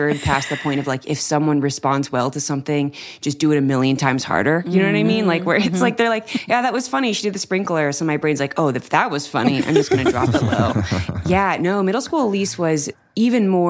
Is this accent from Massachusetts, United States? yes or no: no; Anaheim, California, United States; I grew up in California, right down the street from Disneyland.